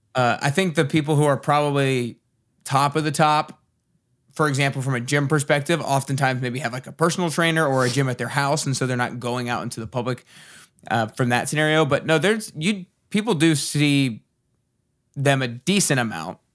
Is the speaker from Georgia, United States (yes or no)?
yes; Atlanta, Georgia, United States; moved away as an adult; now in Nashville, United States; I grew up in Atlanta